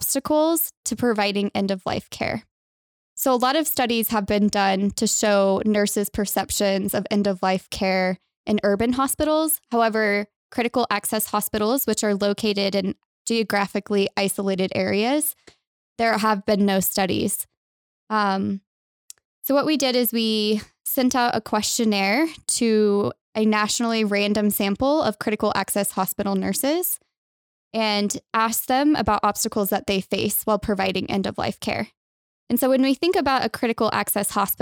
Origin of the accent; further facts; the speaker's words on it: Texas, United States; moved away as an adult; now in Utah, United States; I'm originally from Texas